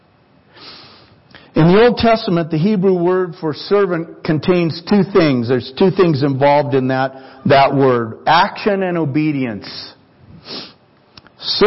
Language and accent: English; United States; I was born in the United States of America